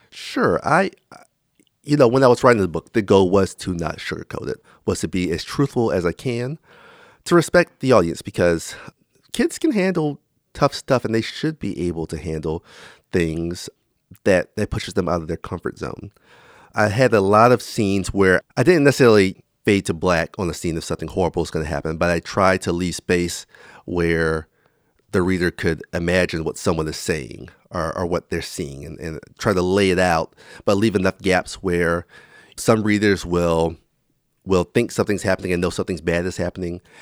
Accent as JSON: {"language": "English", "town": "Florence", "region": "South Carolina", "country": "United States", "tie": "born or raised there", "moved": "yes", "said": "my hometown of Florence, South Carolina"}